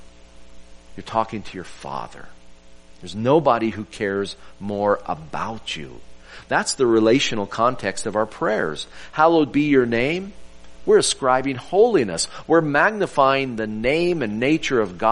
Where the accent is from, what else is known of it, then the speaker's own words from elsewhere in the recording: Oklahoma, United States; I'm a natural born Okie. I was born in Oklahoma